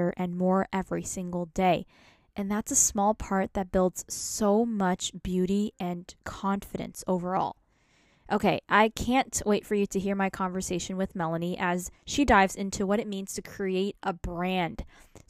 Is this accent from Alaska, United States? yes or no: no; New York, United States; I'm from New York.